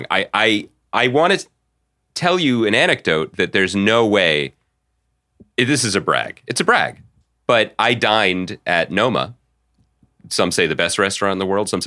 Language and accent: English; Philadelphia, Pennsylvania, United States; I'm a huge fan of the pod, and I'm from Philly.